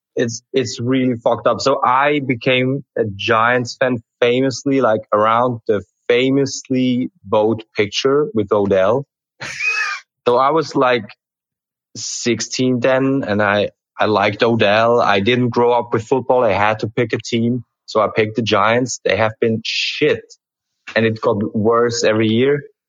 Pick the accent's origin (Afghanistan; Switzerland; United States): Switzerland; I'm the guy from Switzerland